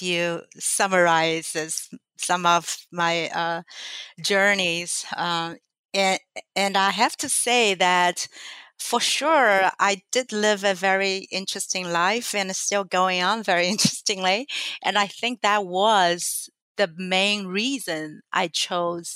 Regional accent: China; English is a second language; moved away as an adult; also born or lived in Nanjing, China / Shanghai, China; I was actually living with my grandparents in my hometown.

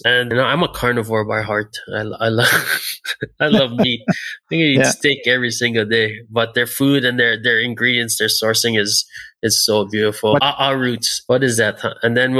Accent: Hilo, Hawaii, United States; now in Maui, United States; Hilo. So Hilo is my hometown.

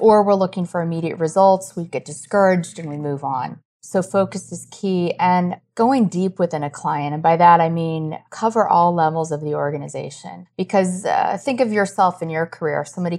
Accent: Iowa, United States; I grew up in Iowa. There's a lot of hunting.

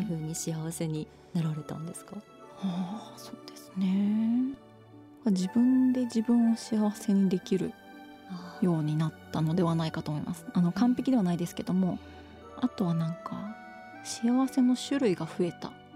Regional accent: Shikoku, Kagawa, Japan; born or raised there

